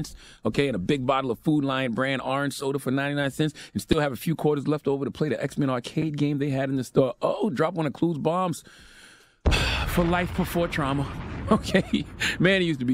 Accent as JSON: {"language": "English", "town": "Moncks Corner", "region": "South Carolina", "country": "United States", "tie": "born or raised there", "moved": "yes", "said": "I was raised in Monk's Corner, South Carolina"}